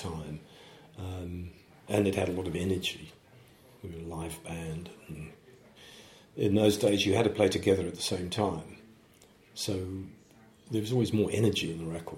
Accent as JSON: {"language": "English", "country": "South Africa", "moved": "as an adult", "lives_now": "United Kingdom", "said": "I'm coming from South Africa"}